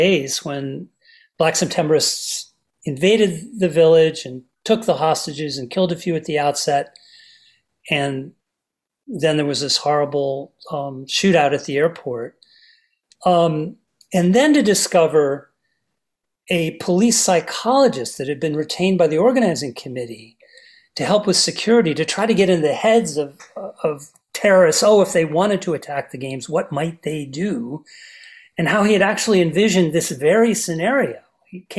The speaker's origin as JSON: {"language": "English", "region": "New Jersey", "country": "United States", "tie": "born or raised there", "said": "as an American kid in a basement of a house in New Jersey"}